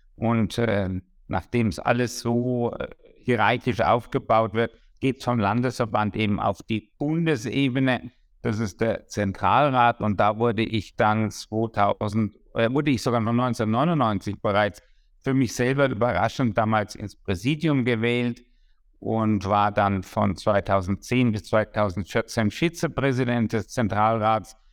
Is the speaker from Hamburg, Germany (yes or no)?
no; Würzburg, Bavaria, Germany; first language German; Ich habe 1973 äh, in Würzburg Abitur gemacht